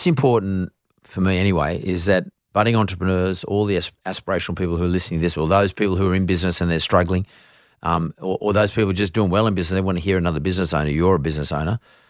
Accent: Vaucluse, New South Wales, Australia; But like growing up in Vaucluse, you know, 30 years ago, it's not like growing up in Vaucluse today.

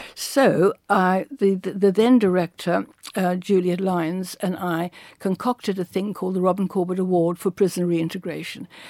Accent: Cape Town, Western Cape, South Africa; moved away; I come from Cape Town

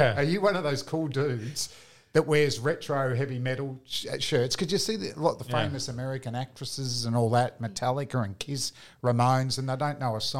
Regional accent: Springvale, Victoria, Australia; growing up in Springvale

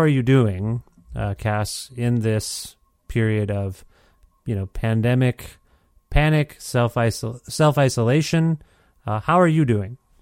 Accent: Guelph, Ontario, Canada; moved away as an adult; now in Edmonton, Canada; I'm from Guelph, Ontario

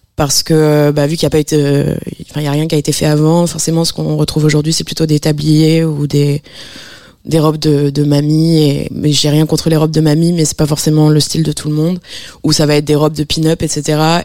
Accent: Strasbourg, Grand Est, France; je viens de Strasbourg.

